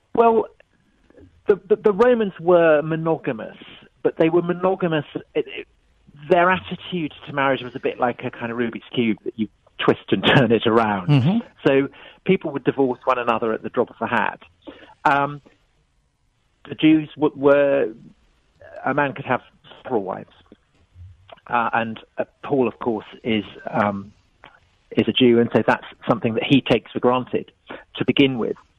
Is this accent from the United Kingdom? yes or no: yes; England, United Kingdom; I was brought up in England here here in Britain